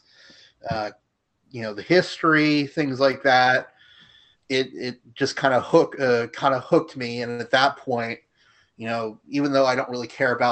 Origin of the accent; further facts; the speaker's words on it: United States; as a American